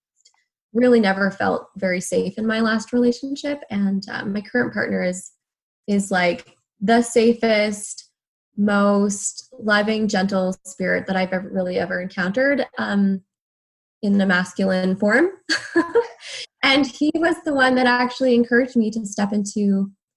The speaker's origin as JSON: {"language": "English", "region": "Alberta", "country": "Canada", "also_born_or_lived": "Vancouver area, British Columbia", "moved": "as an adult", "lives_now": "Vancouver, Canada", "said": "I'm from Alberta"}